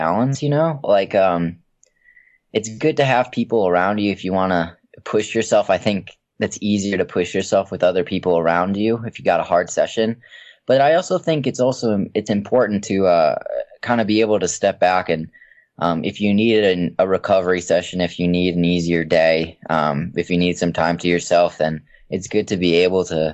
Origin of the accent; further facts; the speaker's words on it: Minnesota, United States; I grew up in Minnesota, and it's really cold there